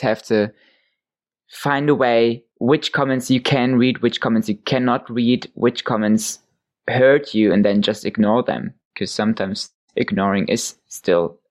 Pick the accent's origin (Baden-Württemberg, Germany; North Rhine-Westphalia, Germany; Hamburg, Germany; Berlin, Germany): Hamburg, Germany; one church in my hometown